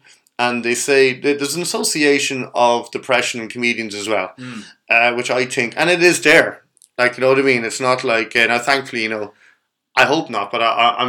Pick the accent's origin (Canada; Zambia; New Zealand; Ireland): Ireland; Kells, Leinster; I come from Kells.